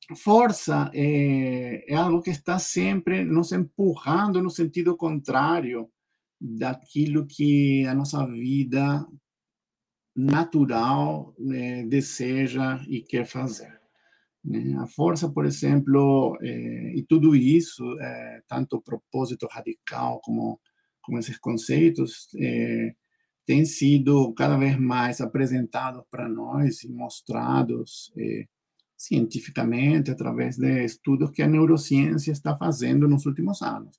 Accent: Peru; Portuguese is a second language; moved away as an adult; now in Brazil; Eu nasci no Peru, sou peruano.

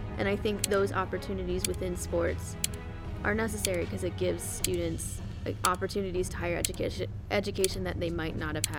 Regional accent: Greenwood Village, Colorado, United States; So I'm from, like, I guess you can consider it a suburb, but it's technically a little, like, it's right on the border between, like a township called Greenwood Village and a place called Inglewood.

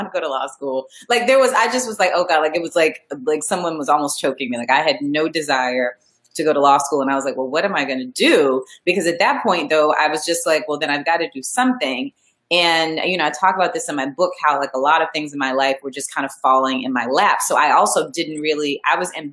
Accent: Montgomery, Alabama, United States; also born or lived in Boston, Massachusetts; I grew up in Montgomery, Alabama, and it's, you know, it's Alabama, but Montgomery is the capital.

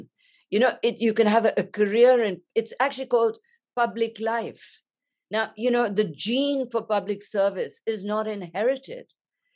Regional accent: India; I grew up in India, I come from a privileged class

